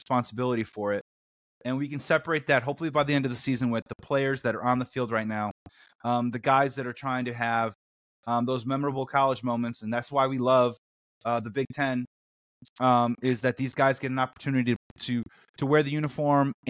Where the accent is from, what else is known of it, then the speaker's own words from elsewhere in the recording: Chicago, Illinois, United States; I'm from Chicago.